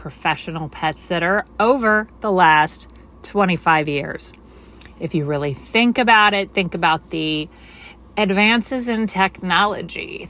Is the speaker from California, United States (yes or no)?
no; Cape Girardeau, Missouri, United States; now in St. Louis, United States; I grew up in Cape Girardeau